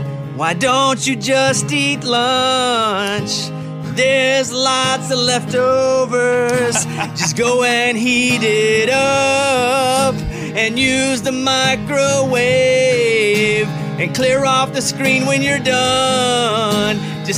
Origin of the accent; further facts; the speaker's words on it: Texas, United States; I mean, growing up in Texas